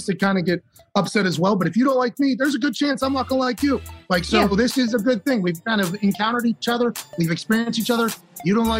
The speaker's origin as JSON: {"language": "English", "town": "Pittsburgh", "region": "Pennsylvania", "country": "United States", "tie": "born or raised there"}